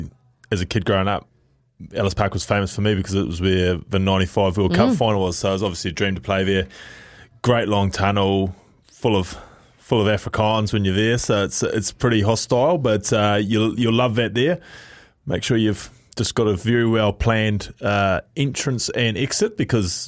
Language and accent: English; New Zealand; that's us as Kiwi rugby fans